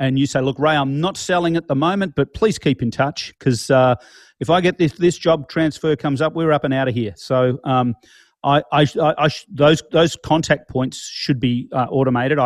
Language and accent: English; Melbourne, Victoria, Australia; We are in my hometown of Melbourne.